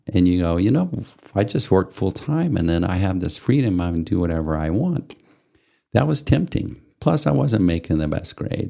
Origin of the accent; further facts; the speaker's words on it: Amarillo, Texas, United States; moved away as an adult; also born or lived in Japan; growing up in Amarillo